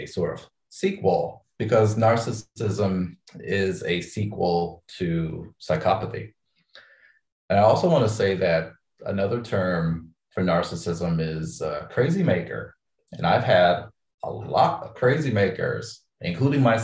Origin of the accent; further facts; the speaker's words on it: Midwest, United States; moved away as an adult; now in Los Angeles, United States; I came out west. I'm from the Midwest.